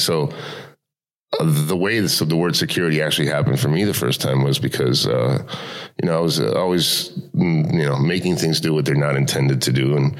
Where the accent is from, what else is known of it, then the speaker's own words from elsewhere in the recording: Miami, Florida, United States; also born or lived in Cuba / Spain / Los Angeles; now in Tallinn, Estonia; I was born in Cuba. {S1} Okay. {S3} And at the age of 7, I actually left with my family. We spent a year in Spain and then Miami, and that's where I grew up was in Miami